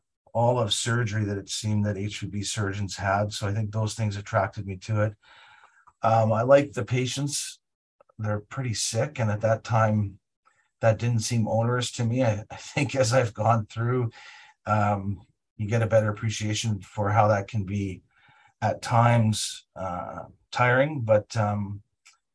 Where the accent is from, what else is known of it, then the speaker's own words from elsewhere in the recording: Winnipeg, Manitoba, Canada; moved away as an adult; also born or lived in Toronto; now in Calgary, Canada; I was born in Winnipeg, Manitoba, and I grew up in Winnipeg